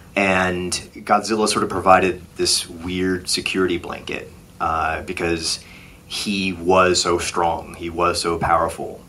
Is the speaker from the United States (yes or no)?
yes; Ohio, United States; I was a little half Asian kid growing up in Ohio